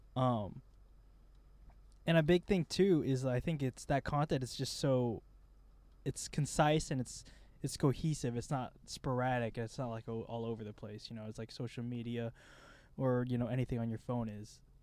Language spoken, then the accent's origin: English; Midwest, United States; we're both dudes from the Midwest